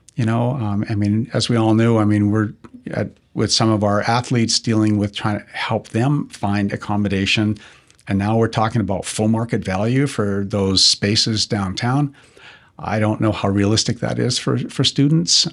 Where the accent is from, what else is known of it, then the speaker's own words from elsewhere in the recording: Kelowna, British Columbia, Canada; growing up in Kelowna